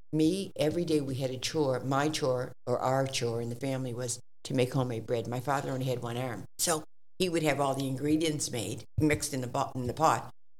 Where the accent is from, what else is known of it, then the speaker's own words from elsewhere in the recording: Halifax, Nova Scotia, Canada; I was brought up in Africville, and we lived around the turn.